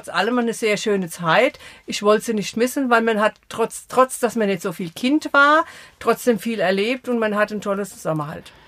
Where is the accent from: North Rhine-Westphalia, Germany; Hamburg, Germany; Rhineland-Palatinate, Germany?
Rhineland-Palatinate, Germany; Eckelsheim; also born or lived in Offenheim; now in Sprendlingen, Germany; 64 sind wir von Offenheim nach Eckelsheim gezogen. Da habe ich meine Kindheit verbracht